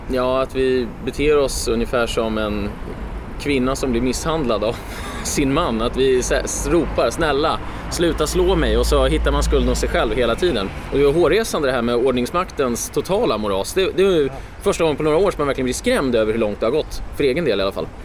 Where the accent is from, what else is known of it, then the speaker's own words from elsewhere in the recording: Stockholm, Stockholm County, Sweden; Exakt, mina hemtrakter